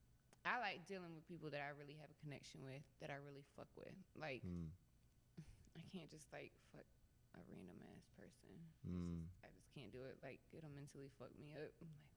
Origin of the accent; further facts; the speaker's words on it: Brunswick, Georgia, United States; I am from Brunswick, Georgia.